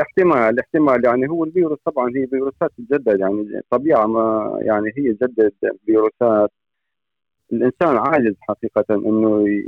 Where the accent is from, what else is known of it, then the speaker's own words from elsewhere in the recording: Syria; moved away as an adult; also born or lived in Norway; now in Fredrikstad, Norway; من سوريا أنا آه، عايش فني بالنرويج حوالي 22 سنة